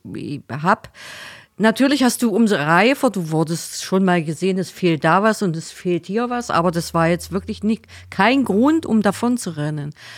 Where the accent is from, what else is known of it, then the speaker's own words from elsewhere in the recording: Magdeburg, Saxony-Anhalt, Germany; moved away as an adult; now in Heidenheim, Germany; bei uns in Magdeburg